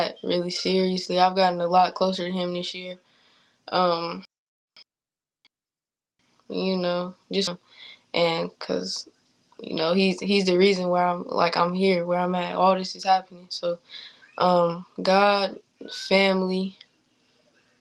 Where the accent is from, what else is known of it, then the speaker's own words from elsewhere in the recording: Fort Wayne, Indiana, United States; I'm in my hometown